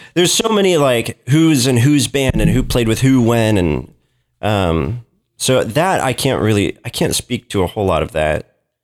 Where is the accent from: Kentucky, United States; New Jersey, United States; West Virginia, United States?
Kentucky, United States; Lexington; also born or lived in Portland, Oregon; my family moved to Kentucky when I was six. And, um, so I was raised here, grew up in Lexington, didn't leave Lexington too much